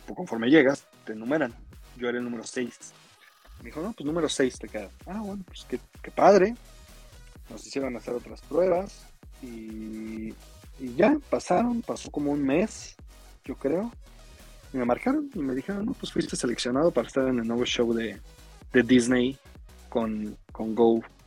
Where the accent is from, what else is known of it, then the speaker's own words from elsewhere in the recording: Mexico City, Mexico; yo nací aquí en la Ciudad de México